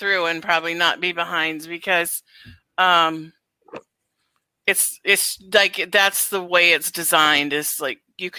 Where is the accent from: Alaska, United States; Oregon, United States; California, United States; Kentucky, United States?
Alaska, United States; I grew up in Alaska. We didn't have very much TV up there.